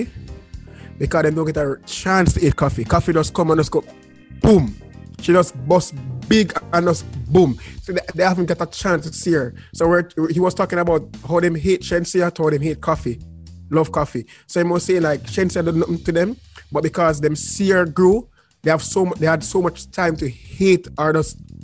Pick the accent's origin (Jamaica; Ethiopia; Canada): Jamaica; I'm from Jamaica